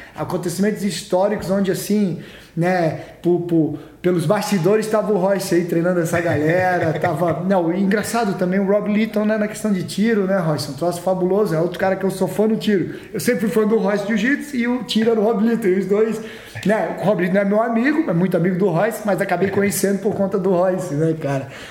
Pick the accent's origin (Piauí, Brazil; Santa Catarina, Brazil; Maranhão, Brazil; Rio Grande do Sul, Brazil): Santa Catarina, Brazil; Florianópolis; moved away; eu cresci em Floripa lá